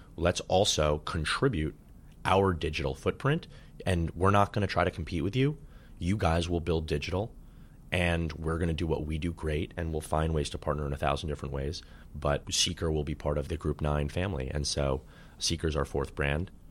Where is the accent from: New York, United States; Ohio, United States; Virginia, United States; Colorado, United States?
New York, United States; New York City; I grew up in Manhattan and went to Dalton